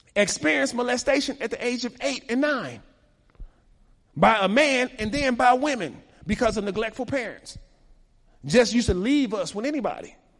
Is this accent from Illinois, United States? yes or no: yes; Chicago, Illinois, United States; I was raised in Chicago at the time when black on black crime was most prominent.